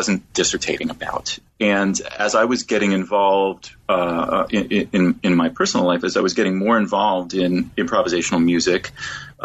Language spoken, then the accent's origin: English; Washington, District of Columbia, United States; moved away as an adult; I was born and raised in Washington, D.C., in a religious family